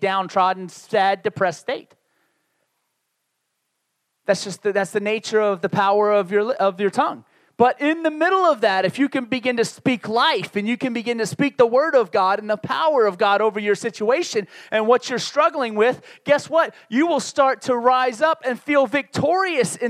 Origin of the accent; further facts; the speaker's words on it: New York City and Baltimore, Maryland, Northeast, United States; moved away; also born or lived in Laredo, Texas; I grew up in the Northeast. I will consider most of my growing up years in New York City and Baltimore, Maryland, two major cities in the Northeast of the United States.